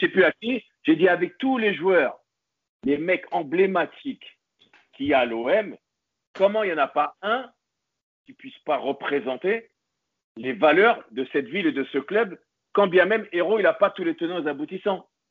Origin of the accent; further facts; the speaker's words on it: Paris, Île-de-France, France; moved away; also born or lived in near Marseille; suis né à Paris, j'ai la famille à Paris, j'ai grandi à Paris